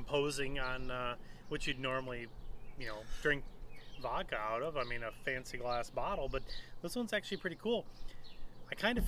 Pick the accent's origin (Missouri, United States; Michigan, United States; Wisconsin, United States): Michigan, United States; I'm from Michigan, so it's a hard